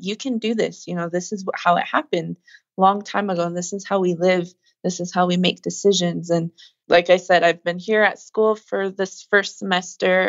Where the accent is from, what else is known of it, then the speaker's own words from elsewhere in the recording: Pine Ridge Indian Reservation, South Dakota, United States; I come from the Pine Ridge Indian Reservation, and it's the poorest county in America. I grew up with nothing